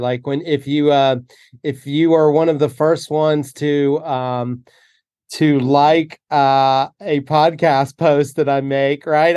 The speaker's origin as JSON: {"language": "English", "region": "North Carolina", "country": "United States", "tie": "born or raised there", "moved": "yes", "said": "growing up in North Carolina"}